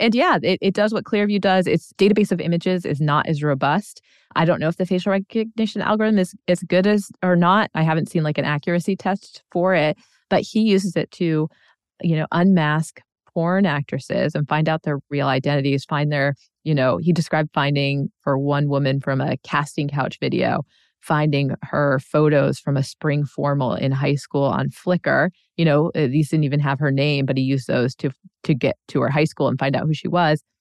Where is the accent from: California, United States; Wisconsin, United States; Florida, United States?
Florida, United States; Sarasota; moved away; I grew up in Sarasota, Florida